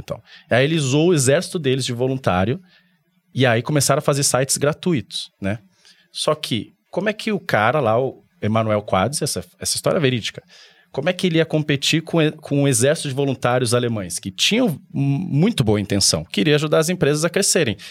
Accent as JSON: {"language": "Portuguese", "region": "São Paulo", "country": "Brazil", "tie": "born or raised there", "said": "eu vim lá da Zona Leste de São Paulo, lá perto de Arthur Alvim, Patriarca."}